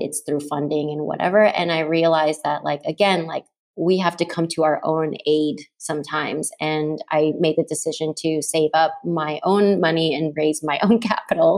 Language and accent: English; Texas, United States; moved away; also born or lived in New York; I'm from Texas